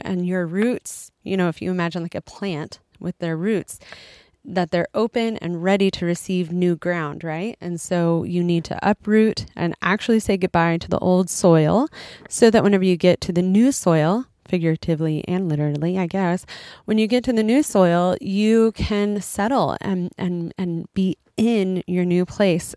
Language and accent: English; United States; moved away as an adult; now in Japan; I'm an American who's living in Japan with my husband and two kids.